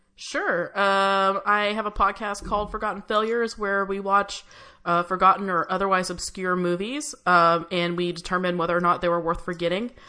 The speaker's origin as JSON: {"language": "English", "town": "San Diego", "region": "California", "country": "United States", "tie": "born or raised there", "said": "I grew up in San Diego, which is a couple hours south"}